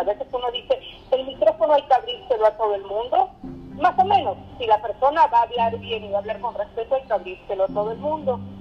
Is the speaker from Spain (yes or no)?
no; Argentina; moved away as an adult; now in Mexico; Yo nací en Argentina